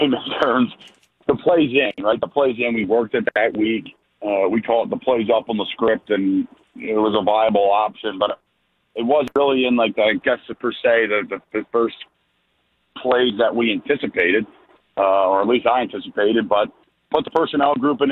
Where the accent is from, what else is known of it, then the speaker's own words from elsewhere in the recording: near Plumsteadville, Pennsylvania, United States; moved away; in Plumsteadville, Pennsylvania, right near my hometown